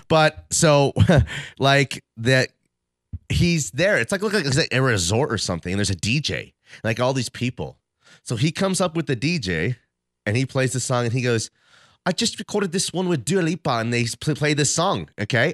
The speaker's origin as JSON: {"language": "English", "town": "Denver", "region": "Colorado", "country": "United States", "tie": "born or raised there", "said": "my hometown Broncos"}